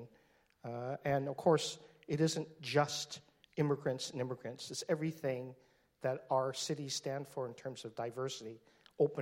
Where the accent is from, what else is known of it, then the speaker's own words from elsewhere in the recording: Seattle, Washington, United States; now in San Francisco, United States; here in Seattle, my hometown, where I grew up, born and raised